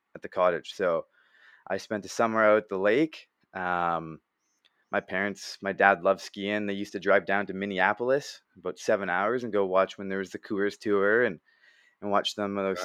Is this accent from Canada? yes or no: yes; Canada; I played hockey growing up in Canada and lacrosse